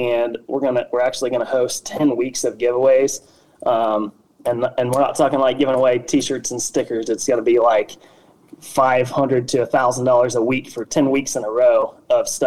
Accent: Wabash, Indiana, United States; also born or lived in North Carolina / South Carolina; I had worked for a small factory here in Wabash, Indiana, which is my hometown

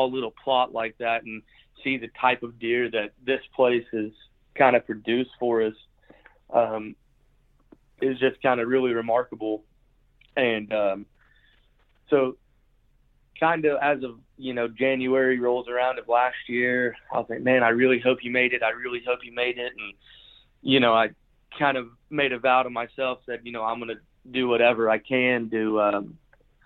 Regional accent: United States; I grew up in Lincoln County

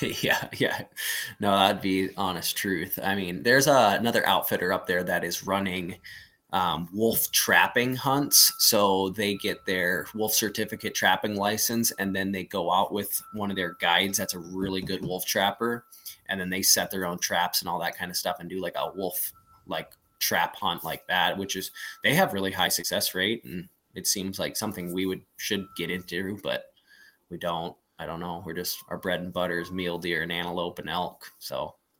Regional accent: Plains, Montana, United States; I was born in Plains, so it's right next to Thompson Creek, and that's where I graduated high school and all that stuff up there

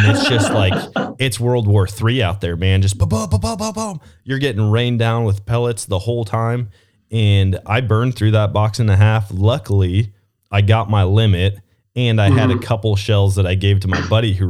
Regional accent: Wisconsin, United States; moved away; also born or lived in Missouri; Growing up in Wisconsin

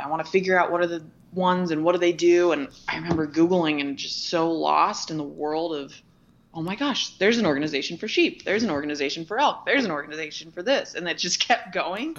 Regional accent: Ventura, California, United States; moved away; also born or lived in Montana; I was born and raised in Ventura, California

